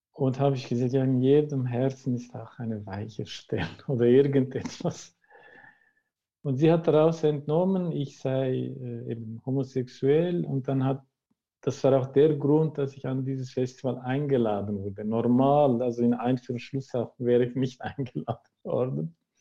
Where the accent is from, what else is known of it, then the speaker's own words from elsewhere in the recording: Turkey; now in Switzerland; dort, wo ich herkomme, ist das Thema immer noch ein Tabu.